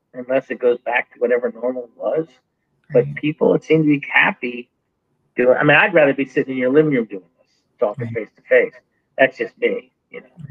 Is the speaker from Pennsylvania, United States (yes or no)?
no; Wrightsville Beach, North Carolina, United States; my hometown, my little town, Wrightsville Beach